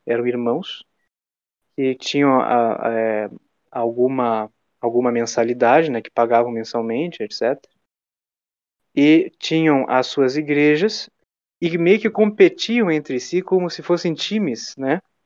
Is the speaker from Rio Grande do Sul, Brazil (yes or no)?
yes; Jaguarão, Rio Grande do Sul, Brazil; eu moro numa cidade, por exemplo, que se chama Jaguarão, é minha cidade natal